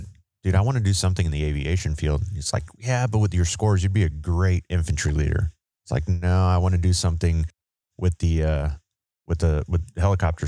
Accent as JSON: {"language": "English", "area": "the Rio Grande Valley", "region": "Texas", "country": "United States", "also_born_or_lived": "San Antonio, Texas", "moved": "as an adult", "said": "I'm from the Valley"}